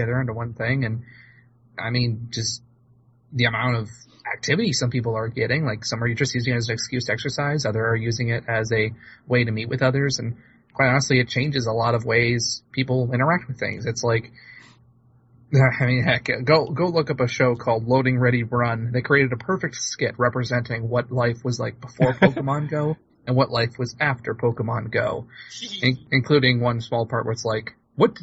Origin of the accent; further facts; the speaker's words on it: Ireland; being completely Irish